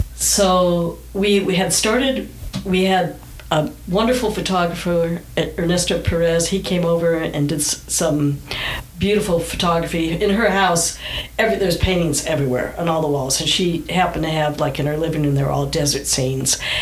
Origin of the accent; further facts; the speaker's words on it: Southern California, United States; also born or lived in Michigan; We moved to California from Michigan when I was nine